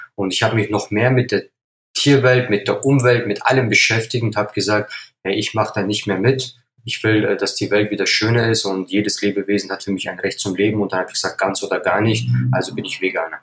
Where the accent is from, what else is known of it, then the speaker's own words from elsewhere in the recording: Upper Palatinate, Bavaria, Germany; Ich bin ein gebürtiger Oberpfälzer, äh, stamme aus einer türkischen Familie